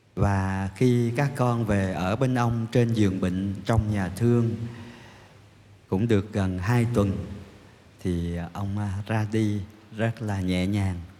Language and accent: Vietnamese; Vietnam